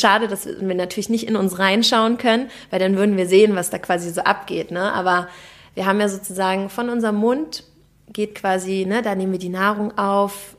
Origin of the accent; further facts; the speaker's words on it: Berlin, Germany; ich bin aus Berlin, Berlinerin